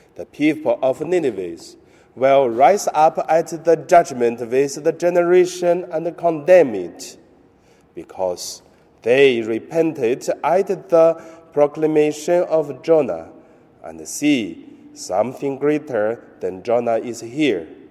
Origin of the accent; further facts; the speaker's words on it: China; moved away; my hometown in mainland China